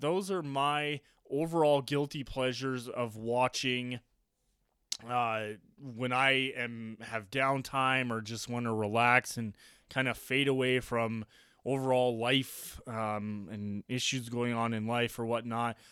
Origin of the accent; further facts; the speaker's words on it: Colorado Springs, Colorado, United States; I grew up here in Colorado Springs watching the Colorado Springs Sky Sox.